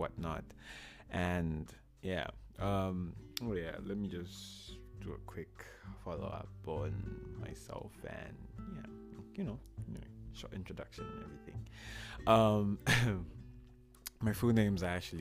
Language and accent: English; Zambia; now in Moscow, Russia; I'm from Zambia